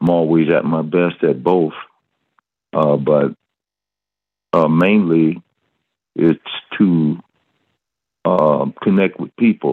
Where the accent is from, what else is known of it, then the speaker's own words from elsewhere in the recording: Detroit, Michigan, United States; also born or lived in Atlanta, Georgia; I grew up in Detroit. That was my upbringing